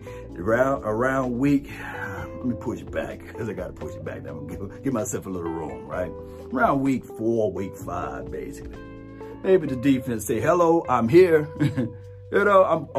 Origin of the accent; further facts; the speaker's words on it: Natchez, Mississippi, United States; I'm from Natchez